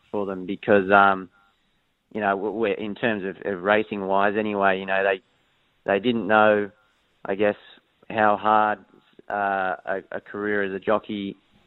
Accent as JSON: {"language": "English", "town": "Sydney", "region": "New South Wales", "country": "Australia", "tie": "born or raised there", "also_born_or_lived": "Hong Kong", "said": "I grew up on the northern beaches of Sydney, just up there at Mona Vale"}